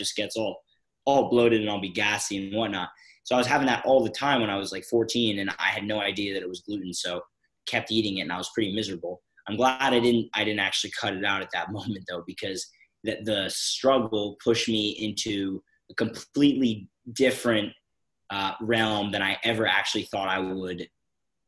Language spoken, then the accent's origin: English; Philadelphia, Pennsylvania, United States; I'm from Philadelphia, Pennsylvania in the US